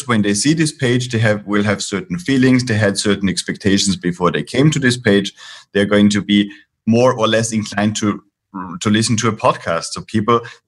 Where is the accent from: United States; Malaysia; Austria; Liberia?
Austria; now in Spain; I'm based in Spain here. I'm originally from Austria